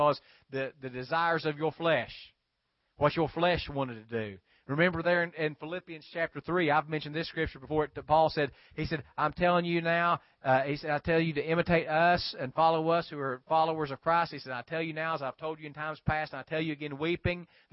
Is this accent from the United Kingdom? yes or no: no; West Virginia, United States; now in South Georgia, United States; I grew up in West Virginia. A lot of people would throw their trash out on the banks along 12 Pole Creek in Wayne County